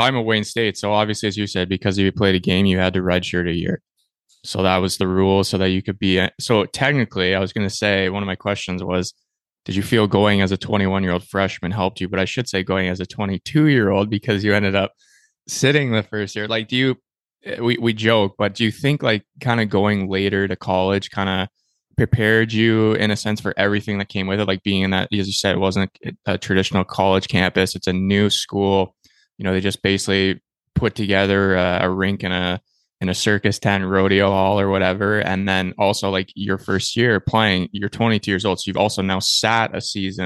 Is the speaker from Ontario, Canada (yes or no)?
yes; Peterborough, Ontario, Canada; I grew up in Peterborough